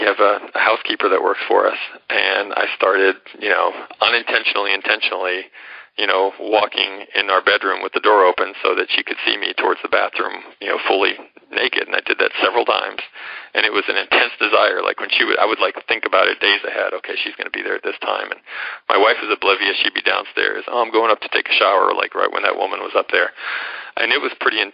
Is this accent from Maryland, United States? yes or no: no; Atlanta, Georgia, United States; accent: American; moved away as an adult; also born or lived in New York; now in India; I ended up going back to my hometown of Atlanta